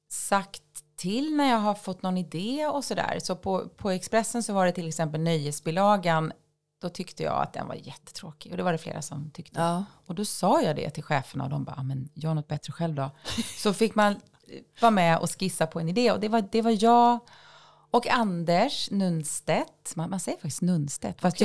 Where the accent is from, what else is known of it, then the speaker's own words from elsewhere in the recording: countryside outside Jämjö/Växjö area, Småland, Kronoberg County, Sweden; Jag eh, växte upp på landet utanför Jämla, en liten ja, håla ska man väl inte säga